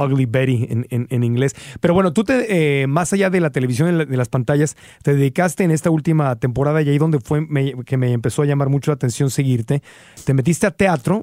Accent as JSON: {"language": "Spanish", "town": "Tijuana", "region": "Baja California", "country": "Mexico", "tie": "born or raised there", "said": "crecí en Tijuana"}